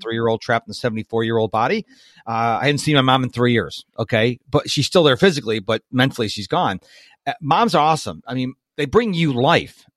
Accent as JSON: {"language": "English", "country": "United States", "tie": "born or raised there", "said": "I was born in America."}